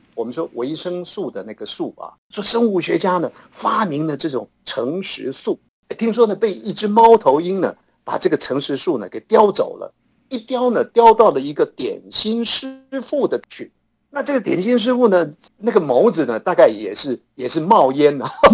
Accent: Hsinchu, Taiwan; 在我们新竹老家

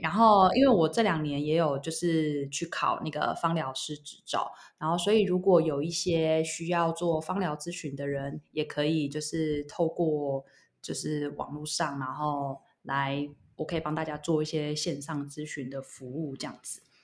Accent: Taiwan; moved away as an adult; now in Barcelona, Spain; 我们台湾人

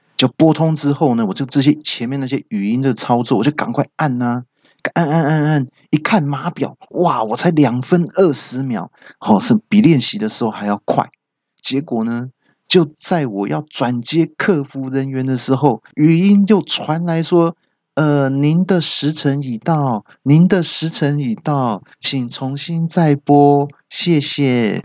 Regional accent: Taiwan; 你不要瞧不起我们台湾人哈！

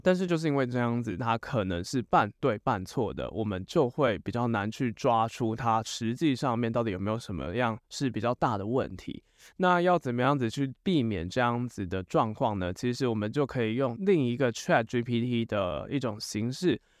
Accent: Taiwan; 以我们台湾人来讲啦，台湾人比较熟的语言大概就只有中文跟英文而已

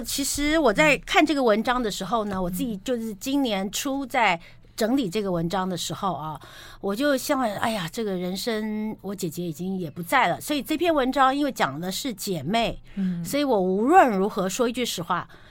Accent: Taipei, Taiwan; 像我住在台北市嘛，对了。我们都台北人

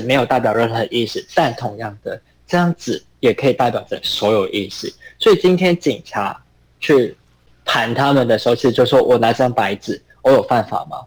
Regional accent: Hong Kong; moved away as an adult; now in Taiwan; 我在一九九六出生，然后是我在二零一四年之前，就是我一直都待在香港

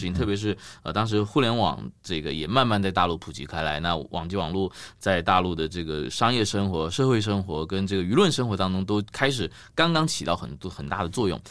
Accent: Taiwan; moved away as an adult; also born or lived in Edinburgh, United Kingdom; now in China; 一路二十六、七年都待在台湾

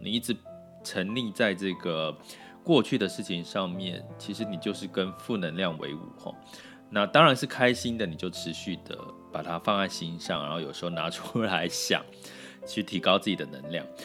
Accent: Taiwan; accent: Taiwanese Mandarin; 有点台湾国语

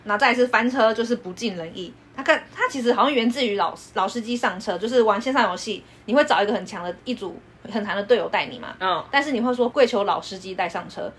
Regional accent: Taiwan; 我们台湾人会讲说

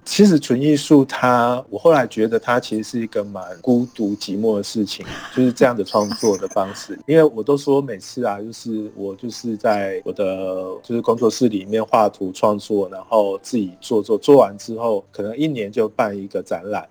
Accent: Tainan, Taiwan; 我也是台南人

